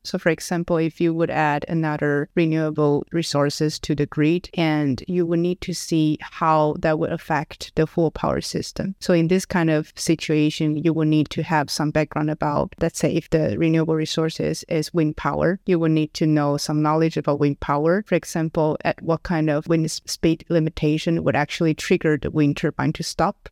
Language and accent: English; Taichung, Taiwan; moved away as an adult; also born or lived in Stockholm, Sweden; now in Lund, Sweden; I'm from Taiwan, and I basically grew up in a city that is called Taichung